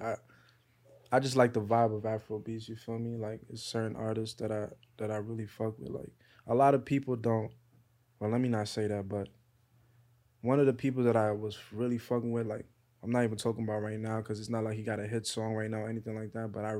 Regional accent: Ontario, Canada; born there; Yeah, I was born in Ontario, Canada.

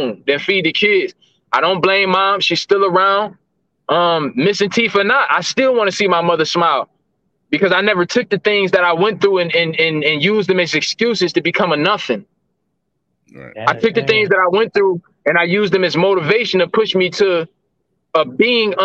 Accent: Cleveland, Ohio, United States; This is definitely my hometown

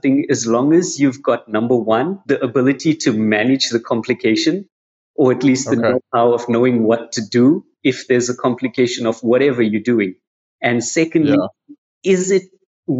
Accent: South Africa; I'm born and bred in South Africa.

